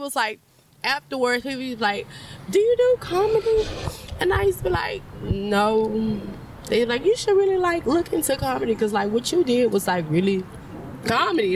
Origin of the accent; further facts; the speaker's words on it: Port Arthur, Texas, United States; moved away; I'm from Port Arthur